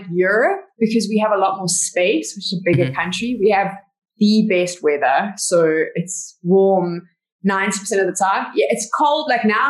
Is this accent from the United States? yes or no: no; Johannesburg, Gauteng, South Africa; I was born and bred in Johannesburg